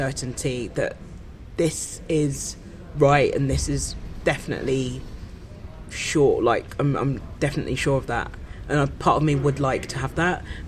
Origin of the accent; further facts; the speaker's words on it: Kent, South East England, United Kingdom; also born or lived in Brixton, London; I grew up in Kent.